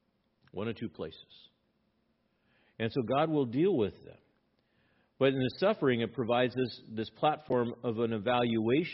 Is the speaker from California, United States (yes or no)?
yes; Los Angeles, California, United States; I grew up in East Los Angeles